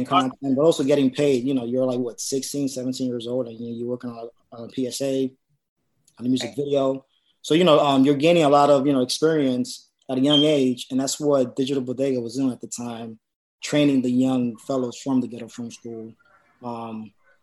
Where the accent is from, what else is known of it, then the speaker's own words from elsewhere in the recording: New York City, New York, United States; I'm a producer from the South Bronx. I've been living in the Bronx my entire life.